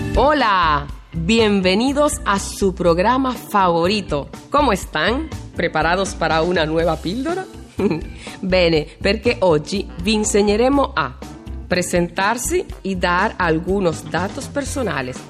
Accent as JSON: {"language": "Italian", "town": "Caracas", "region": "Capital District", "country": "Venezuela", "said": "sono di Caracas, Caracas sì, la capitale del Venezuela."}